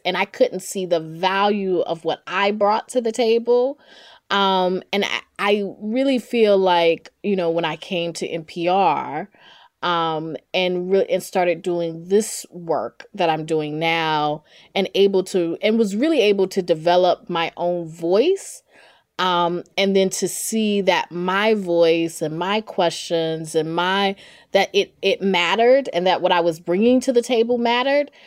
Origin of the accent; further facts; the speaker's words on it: Durham, North Carolina, United States; accent: Southern; growing up in Durham, North Carolina, I knew I wanted to be a journalist